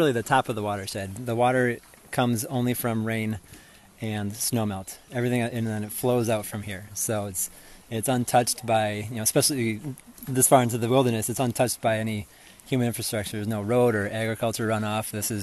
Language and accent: English; Eden Prairie, Minnesota, United States; I'm from Eden Prairie near the cities, and we just don't have hills